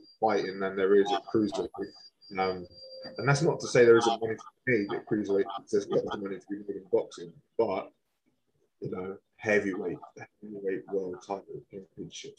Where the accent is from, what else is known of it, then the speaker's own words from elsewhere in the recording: Swindon, South West England, United Kingdom; I do back my hometown. Of course I do. But I've never really followed Swindon Town as such.